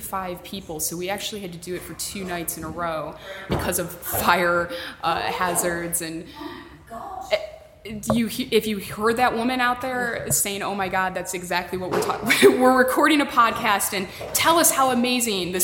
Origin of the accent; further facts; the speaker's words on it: United States; as an American